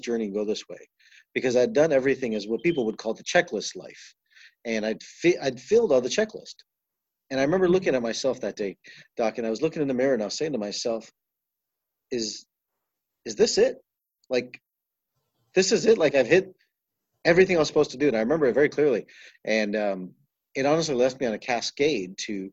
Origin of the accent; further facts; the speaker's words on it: Toronto, Ontario, Canada; I grew up in Toronto, Canada, and grew up in a very Eastern philosophy of life and in an East Indian home